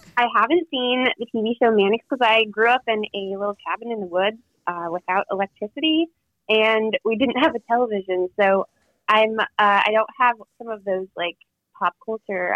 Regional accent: Talkeetna, Alaska, United States; it's in my hometown

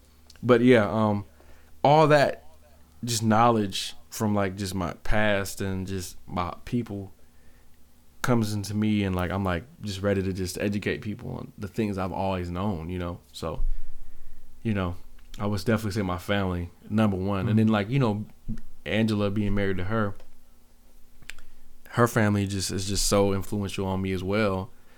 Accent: Grand Rapids, Michigan, United States; And then growing up in Grand Rapids... Devin Booker's from Grand Rapids. Like he's from down the street.

